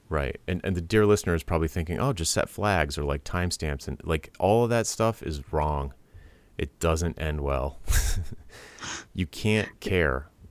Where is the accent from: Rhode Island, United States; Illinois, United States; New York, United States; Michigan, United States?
Rhode Island, United States; I'm from Rhode Island